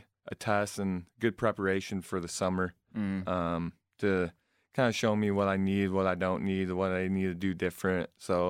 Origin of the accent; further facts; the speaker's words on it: Flushing, Michigan, United States; also born or lived in South Carolina; I'm from Flushing, Michigan. I graduated there. My family currently lives in South Carolina right now, though.